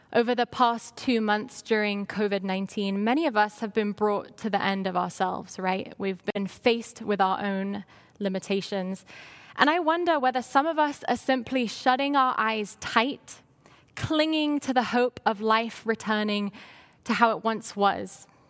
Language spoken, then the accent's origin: English; London, United Kingdom; moved away; I grew up in London, England